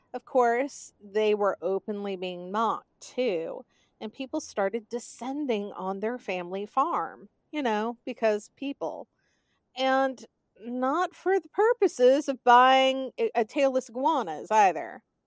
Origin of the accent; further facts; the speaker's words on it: the South, United States; accent: Southern; I am from the South, and, um, this is how I sound when I have been talking too much during the day